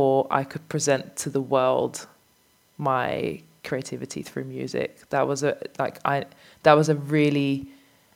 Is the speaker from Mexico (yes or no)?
no; Amsterdam, North Holland, Netherlands; I grew up in Amsterdam